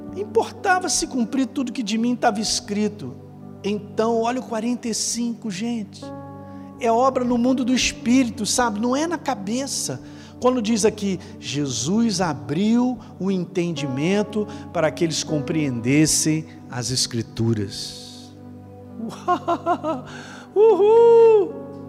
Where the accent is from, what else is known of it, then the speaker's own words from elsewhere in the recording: Rio de Janeiro, Brazil; eu sou do Rio